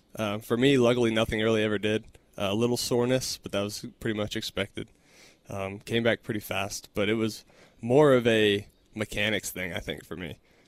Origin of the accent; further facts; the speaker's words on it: Texas, United States; Growing up in Texas, then going to Texas Tech, staying in Texas for my pro career.